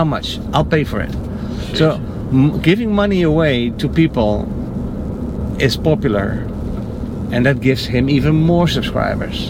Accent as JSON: {"language": "English", "country": "Netherlands", "moved": "yes", "lives_now": "United States", "said": "the Netherlands"}